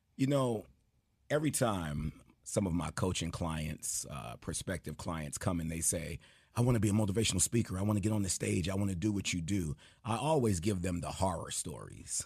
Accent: New York City, New York, United States; growing up in Jamaica, New York, every Friday we had an assembly

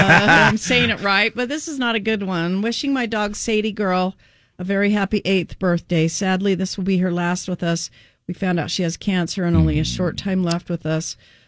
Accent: Kaysville, Utah, United States; Kaysville, my hometown

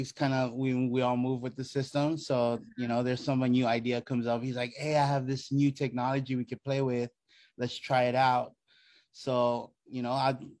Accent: Hawaii, United States; I'm a multimedia artist out of Honolulu, Hawaii. I was born in Hawaii

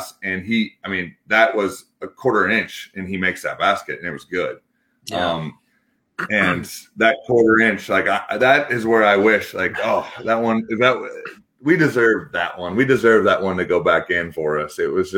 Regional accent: Iowa, United States; also born or lived in Switzerland

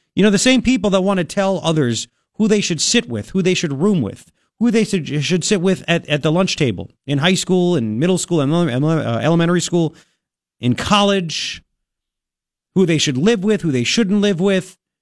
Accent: New York, United States; as a New Yorker

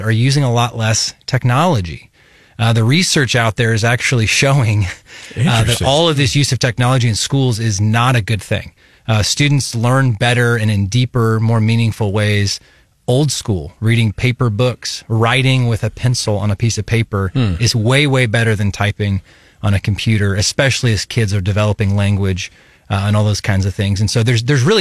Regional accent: Kansas City, United States; now in Columbia, United States; I grew up in Kansas City as the son of an educator

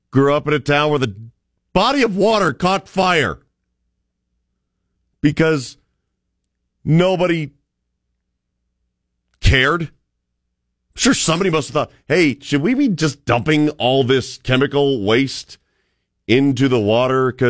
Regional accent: Cleveland, Ohio, United States; also born or lived in Birmingham, Alabama; dude, I grew up in Cleveland, Ohio. Okay. I lived in Birmingham, Alabama, which used to be the steel belt of the South.

